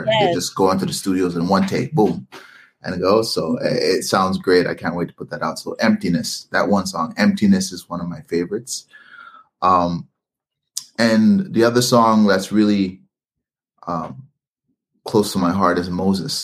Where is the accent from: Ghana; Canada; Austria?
Canada; I was born in Canada.